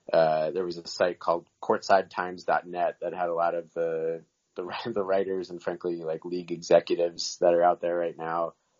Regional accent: Mountain Lakes, New Jersey, United States; I grew up in Morris County.

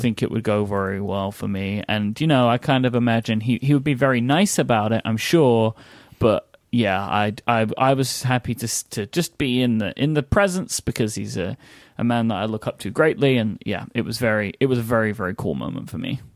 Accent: United Kingdom; also born or lived in London; I'm too British

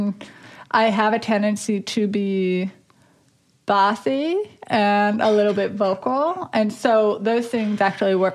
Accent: Dickinson, North Dakota, United States; In Dickinson, North Dakota.

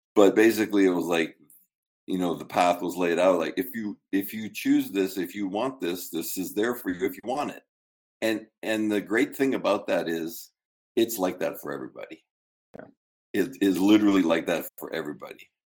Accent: Canada; moved away as an adult; also born or lived in Michigan, United States; now in United States; I'm a Canadian citizen here on my yeah. third year card, you know, and I had a student visa, you know, at Michigan State, and three green cards now, and um, I, you know, I've lived in the U.S. longer than Canada.

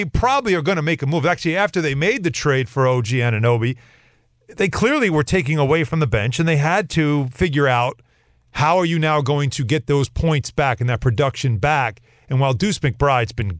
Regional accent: Long Island, New York, United States; But I'm from Long Island. We don't even talk like

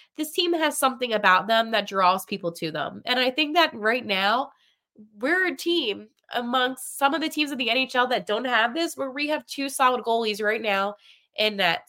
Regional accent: Pennsylvania, United States; Some of us from Pennsylvania

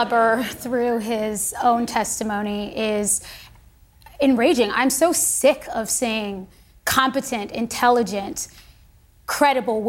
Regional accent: United States; I am a patriot. I am an American

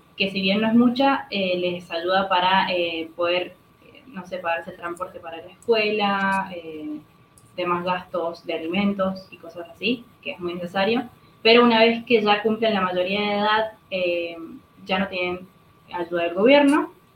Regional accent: Mendoza, Argentina; soy mendocina

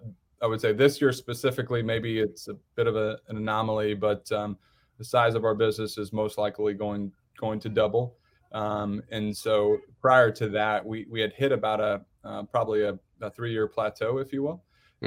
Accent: Indiana, United States; originally born and bred in Indiana, and so yes, go Hoosiers, absolutely.

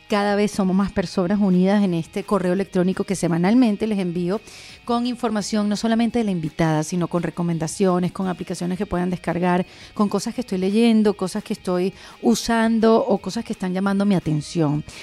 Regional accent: Venezuela; somos venezolanas

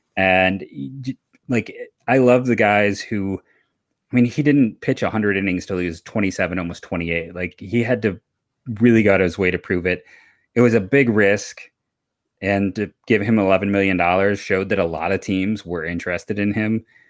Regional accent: Cleveland, Ohio, United States; I grew up in Cleveland

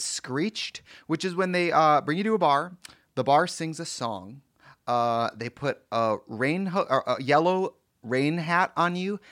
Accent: Milwaukee, Wisconsin, United States; moved away; I'm from Milwaukee

